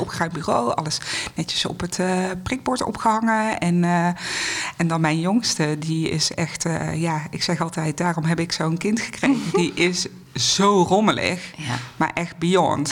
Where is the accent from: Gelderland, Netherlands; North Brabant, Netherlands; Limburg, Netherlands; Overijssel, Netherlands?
North Brabant, Netherlands; moved away as an adult; now in Amstelveen, Netherlands; Ik kom oorspronkelijk uit Brabant, maar sinds meer dan twintig jaar ben ik al gezetteld boven de rivieren.